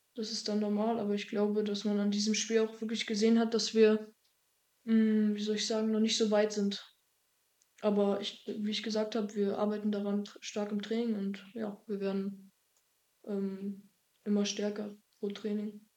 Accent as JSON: {"language": "German", "area": "a small village near Greifswald", "region": "Mecklenburg-Vorpommern", "country": "Germany", "tie": "born or raised there", "also_born_or_lived": "Dillingen an der Donau, Bavaria", "said": "als ich ein Jahr alt war, wieder hier zurück in die Heimat gezogen. Ähm, in das Haus, wo meine Mutter auch schon früher gewohnt hatte. Ja. Alles neu renoviert und so. Und ja, seitdem wohne ich in einem kleinen Dorf Nähe Greifswald"}